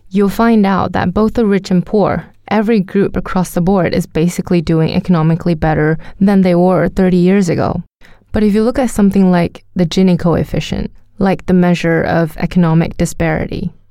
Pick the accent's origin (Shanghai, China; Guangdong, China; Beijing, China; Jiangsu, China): Jiangsu, China; English is a second language; I'm from Jiangsu, which is one of the richest provinces in China, and there's still extreme poverty.